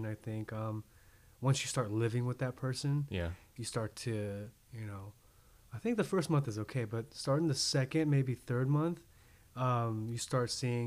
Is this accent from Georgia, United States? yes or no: yes; Atlanta, Georgia, United States; also born or lived in Korea; I was born in Korea but raised in Atlanta